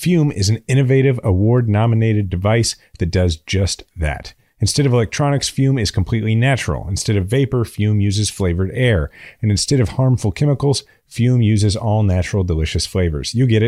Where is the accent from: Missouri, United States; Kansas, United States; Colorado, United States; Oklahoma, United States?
Missouri, United States; I'm from Missouri. I mean, I've drank a lot of Bud Light in my life.